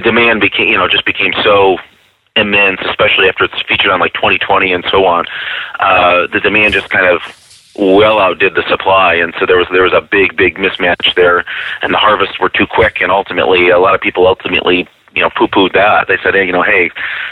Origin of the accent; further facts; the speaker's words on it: Rochester, New York, United States; I'm from Rochester, New York